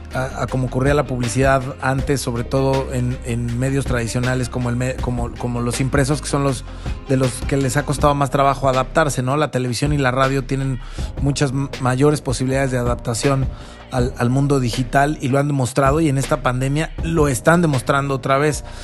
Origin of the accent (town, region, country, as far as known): Mexico